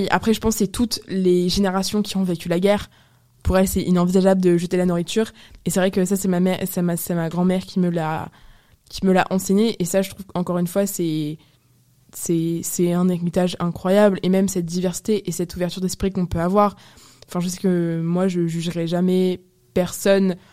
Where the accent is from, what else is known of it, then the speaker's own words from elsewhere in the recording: Apulia, Italy; je viens des Pouilles, donc vraiment du talon de la botte